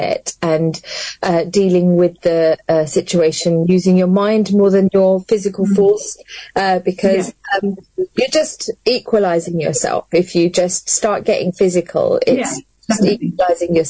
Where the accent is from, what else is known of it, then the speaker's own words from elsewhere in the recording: London, United Kingdom; now in Luton, United Kingdom; I grew up born and bred in London and then came to Luton.